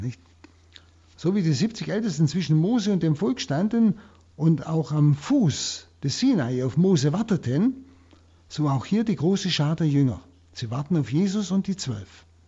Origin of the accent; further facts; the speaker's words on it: Germany; hier bei uns in Deutschland